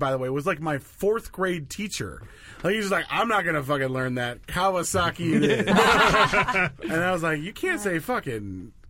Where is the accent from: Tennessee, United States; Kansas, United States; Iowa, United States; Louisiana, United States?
Iowa, United States; I grew up in Iowa.